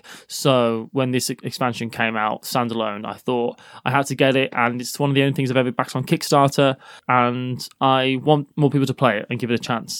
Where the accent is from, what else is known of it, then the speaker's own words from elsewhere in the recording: the Black Country, West Midlands, United Kingdom; I'm from near Birmingham. I wouldn't say I'm not from Birmingham. Jeez. I'm from the Black Country